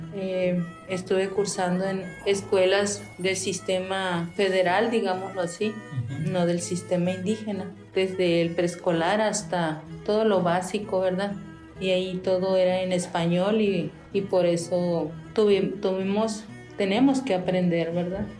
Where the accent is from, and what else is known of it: Yaqui, Sonora, Mexico; first language Yaqui; Spanish is a second language